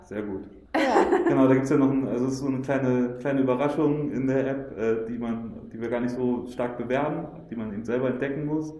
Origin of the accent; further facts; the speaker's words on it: Helmstedt, Lower Saxony, Germany; moved away as an adult; also born or lived in Hanover, Germany; now in Berlin, Germany; ich bin in Helmstedt geboren und aufgewachsen, das ist 100 Kilometer entfernt